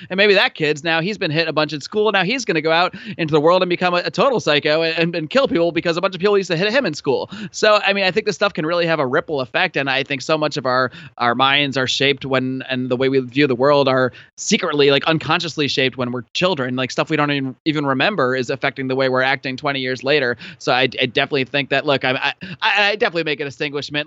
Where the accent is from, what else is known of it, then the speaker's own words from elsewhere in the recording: Connecticut, United States; also born or lived in Buffalo, New York; now in California, United States; I was originally born in Buffalo, New York, and then I, I, uh, when I was about eight years old, my family moved to Connecticut